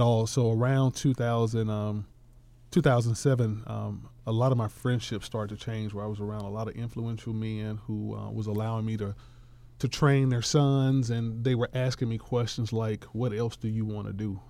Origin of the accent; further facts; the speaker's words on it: Atlanta, Georgia, United States; I was born and raised in Bankhead